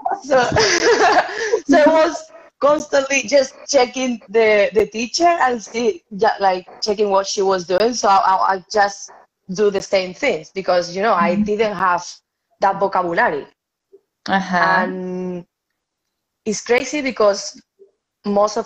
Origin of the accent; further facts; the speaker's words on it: a village near Seville, Andalusia, Spain; English is a second language; moved away as an adult; also born or lived in Scotland; my family is from Seville, from the city, but I grew up in a village very close to Seville, like 10 kilometers away